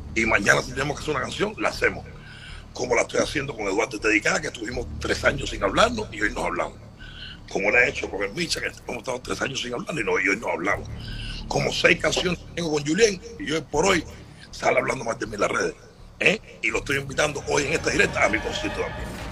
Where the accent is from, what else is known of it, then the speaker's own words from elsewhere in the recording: Cuba; moved away; como cualquier cubano